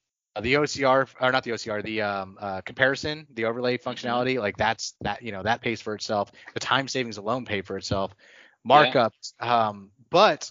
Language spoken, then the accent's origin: English; North Texas, United States; I was from North Texas